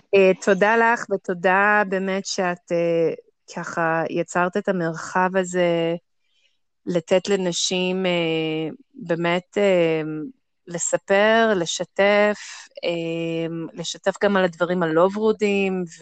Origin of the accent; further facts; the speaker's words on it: Jerusalem, Jerusalem District, Israel; אני ירושלמית, בת 40